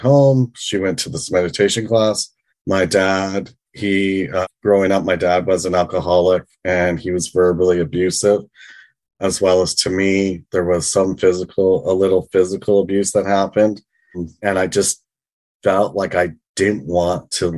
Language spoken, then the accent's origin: English; British Columbia, Canada; moved away as an adult; also born or lived in Vancouver / Victoria / London, England; now in Toronto, Canada; I was born and raised in British Columbia, lived in Vancouver, Victoria